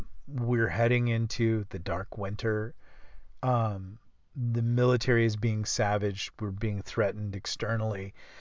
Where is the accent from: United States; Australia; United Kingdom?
United States; the South; because I'm from the South.